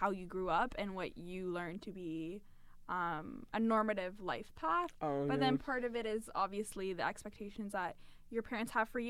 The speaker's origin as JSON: {"language": "English", "town": "London", "region": "Ontario", "country": "Canada", "first_language": "English", "said": "We're both from London."}